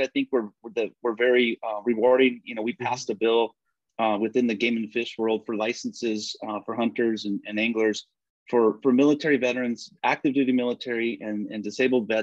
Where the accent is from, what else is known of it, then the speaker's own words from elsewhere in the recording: Belen, New Mexico, United States; I grew up in Belen